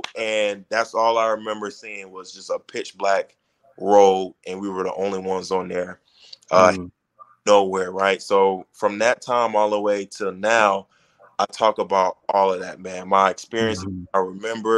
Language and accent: English; Miami, Florida, United States; I was born in Miami